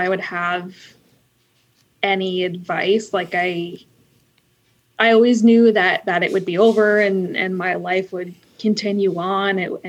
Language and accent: English; Pickering, Ontario, Canada; Pickering is the town that I grew up, which is basically, for those not in Ontario, is about an hour east of Toronto. So basically Toronto. Pretty standard suburbs